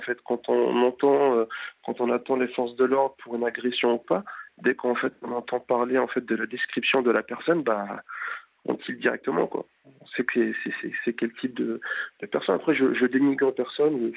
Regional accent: France; Je suis français, mais d'origine étrangère, donc ici du Maghreb

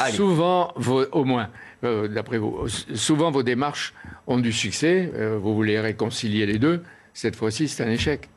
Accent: Oran, Oran Province, Algeria; moved away; j'étais le 10-12 juillet de la même année étudiant à, Oran, ma ville natale.

